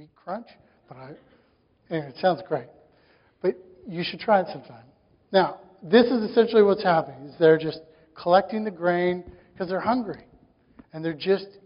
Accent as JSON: {"language": "English", "region": "Saskatchewan", "country": "Canada", "tie": "born or raised there", "said": "I grew up in Saskatchewan"}